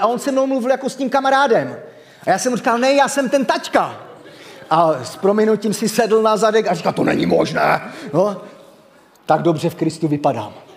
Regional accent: Havířov, Moravian-Silesian Region, Czechia; moved away as an adult; now in Rožnov pod Radhoštěm, Czech Republic; jsem z Rožnova pod Radoštěm, ale nenechte se mílit, původně jsem Havířovák, takže v mém eh, přízvuku, když na to zapomenu, to sem tam se objeví

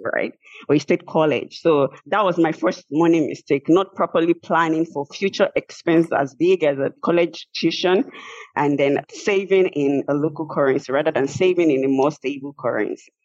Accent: Nigeria; moved away as an adult; now in United States; I had a federal government scholarship from my home country, which is Nigeria.

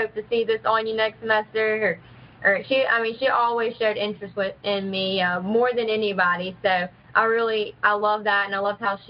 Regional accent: Athens, West Virginia, United States; I was born in Virginia, but I moved to actually Athens when I was like 3. I've been here my whole life

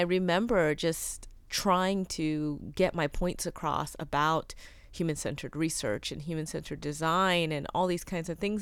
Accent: United States; I grew up Korean American with immigrant parents

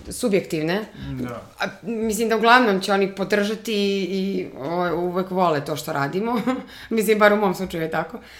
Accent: Bijela, Herceg Novi Municipality, Montenegro; also born or lived in Los Angeles, United States; now in Belgrade, Serbia; ja sam iz Bijele, um, tamo sam odrasla

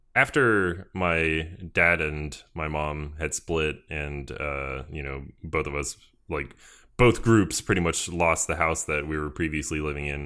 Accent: Georgia, United States; I am from Georgia, which is in the sou-, or southern United States.

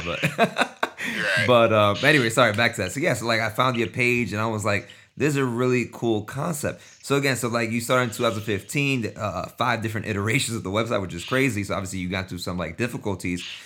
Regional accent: New York, United States; I'm from New York too

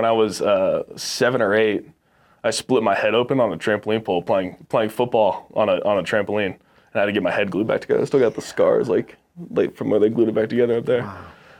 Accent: Texas, United States; also born or lived in Orange County, California; No. So I was born in Southern California in Orange County, and okay. I was raised in Texas.

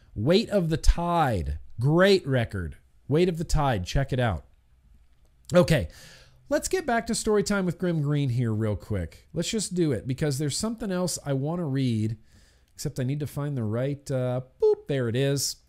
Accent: United States; as American citizens

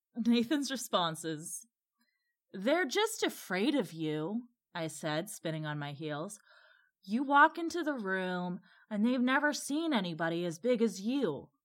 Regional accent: Midwest, United States; a Midwesterner who is also white

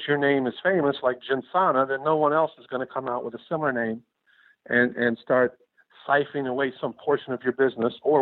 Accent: Tennessee and Virginia, the South, United States; moved away as an adult; also born or lived in Pennsylvania; now in Miami Beach, United States; I was originally from the South, Tennessee and Virginia, and at law school in Pennsylvania

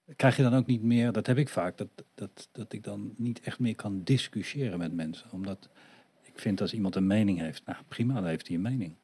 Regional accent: Netherlands; Wel hier geboren en getogen

